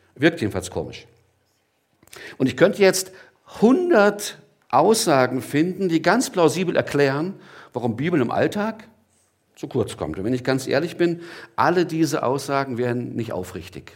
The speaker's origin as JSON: {"language": "German", "town": "Gottmadingen", "region": "Baden-Württemberg", "country": "Germany", "moved": "yes", "lives_now": "Gelnhausen, Germany", "said": "ich komme aus Gottmardingen, bin jetzt in Gernhausen"}